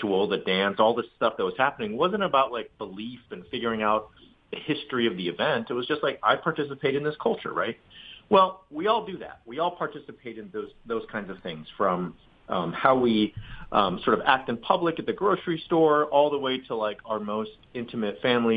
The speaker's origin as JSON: {"language": "English", "country": "United States", "said": "I'm Japanese American"}